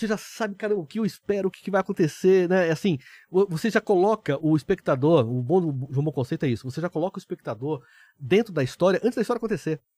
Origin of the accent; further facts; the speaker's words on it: São José dos Campos, São Paulo, Brazil; also born or lived in Taubaté; Eu sou do interior de São Paulo, sou de São José dos Campos, eu nasci em Taubaté, né? Então, sou um caipira